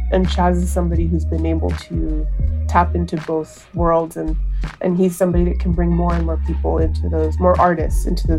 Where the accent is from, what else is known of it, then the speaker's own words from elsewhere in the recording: Los Angeles, California, United States; I'm the executive director of Self-Help Graphics and Art, and I grew up in Cypress Park here in Los Angeles.